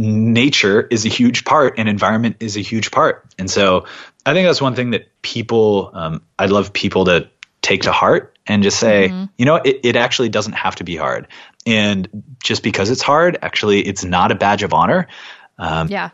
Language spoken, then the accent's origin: English; California, United States; also born or lived in Portland; now in New York, United States; I was born and raised in California